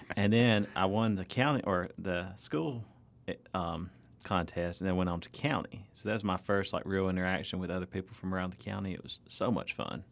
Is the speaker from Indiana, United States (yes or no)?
no; North Alabama, United States; my hometown, uh, where I grew up in North Alabama